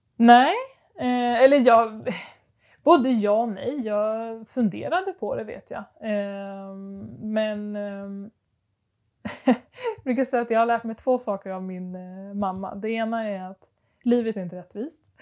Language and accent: Swedish; Stockholm, Stockholm County, Sweden; moved away; jag är uppvuxen i Stockholm